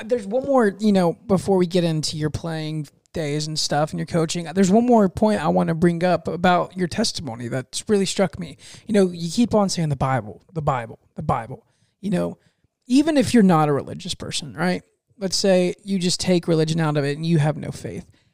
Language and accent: English; Fort Meade, United States; Fort Meade, my hometown, it's really small